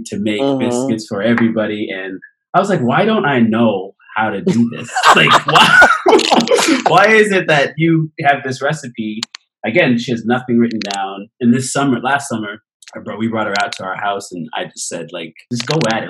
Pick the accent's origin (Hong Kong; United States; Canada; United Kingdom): Canada; I'm from Canada